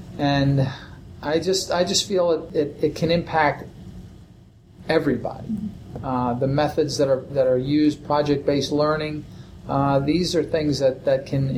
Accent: East Coast, United States; I come from the East Coast, and I see long, long days.

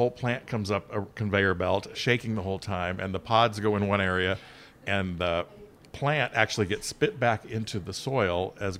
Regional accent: Sausalito, California, United States; also born or lived in Mill Valley, California; I grew up in Sausalito

